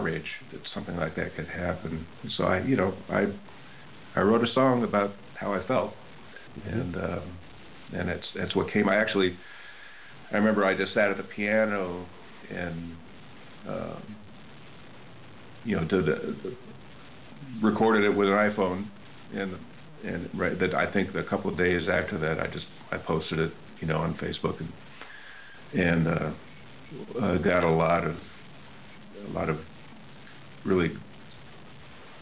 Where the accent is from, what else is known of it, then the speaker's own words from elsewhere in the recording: Missouri, United States; We're both from Missouri